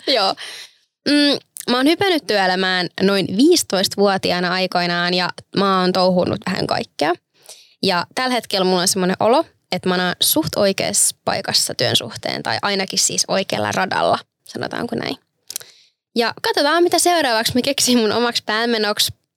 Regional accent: Turku, Southwest Finland, Finland; olen turkulainen

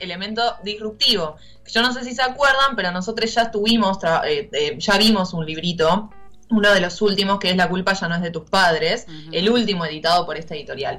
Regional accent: Argentina

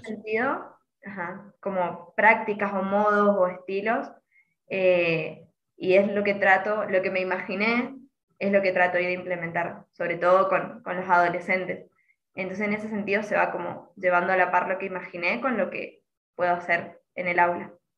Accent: Mendoza, Argentina; yo soy de Mendoza

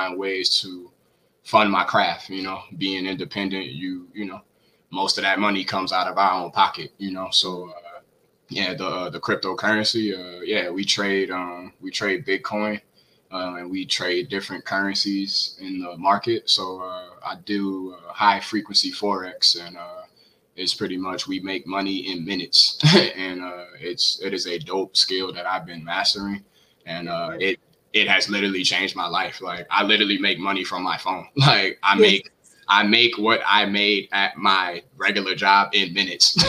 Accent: New Orleans, Louisiana, United States; my roots growing up in New Orleans

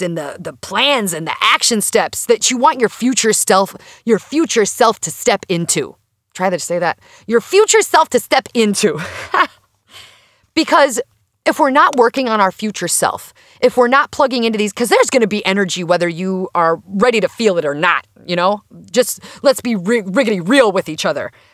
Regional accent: Minnesota, United States; As a Minnesotan

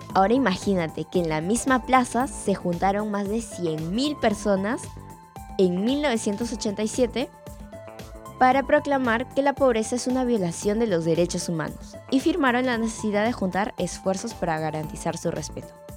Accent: Peru; como peruanos

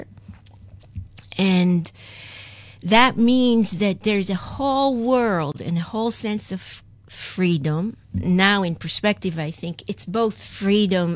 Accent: Kibbutz Lehavot HaBashan, Northern District, Israel; moved away as an adult; now in New York, United States; I was born and raised in Kibbutz Le'avot HaBashan

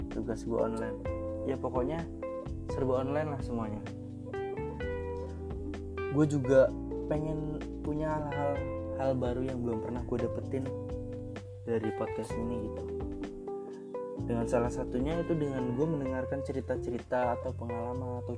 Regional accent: Bekasi, West Java, Indonesia; Gue berasal dari kota Bekasi.

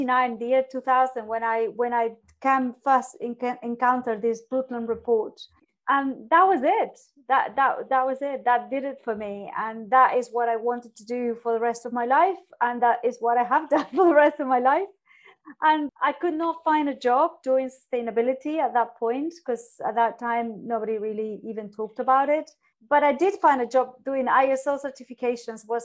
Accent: Argentina; moved away as an adult; now in London, United Kingdom; growing up in Argentina

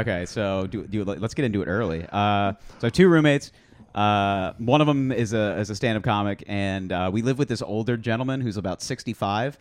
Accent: New Jersey, United States; also born or lived in Syracuse, New York; now in Queens, New York, United States; I was born in New Jersey

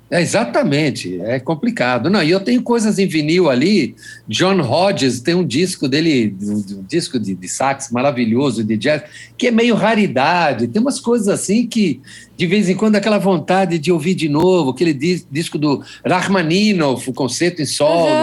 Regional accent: Brazil; eu sou brasileiro

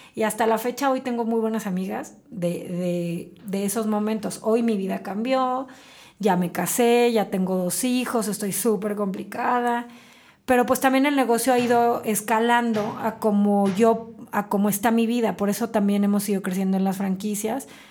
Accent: Celaya, Guanajuato, Mexico; moved away as an adult; now in Querétaro, Mexico; yo nací en Celaya, eh, tengo 20 años viviendo en Querétaro, soy celayense de nacimiento, queretana de corazón. Me vine a estudiar acá mi carrera

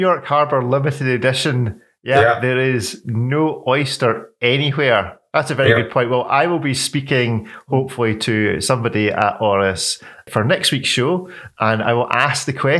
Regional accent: Scotland, United Kingdom; I'm Scottish

